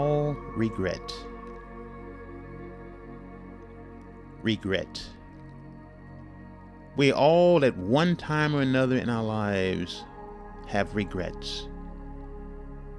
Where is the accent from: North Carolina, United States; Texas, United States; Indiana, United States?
Texas, United States; Houston; my hometown of Houston, Texas